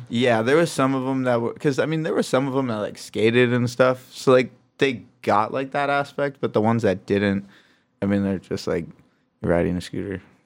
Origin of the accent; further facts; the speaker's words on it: Traverse City, Michigan, United States; also born or lived in Grand Rapids, Michigan; now in Los Angeles, United States; born in Grand Rapids, grew up in Traverse City, Michigan, and now I live out in Los Angeles, California